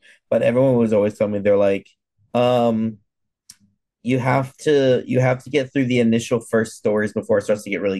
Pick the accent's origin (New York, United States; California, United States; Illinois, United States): California, United States; I'm from California.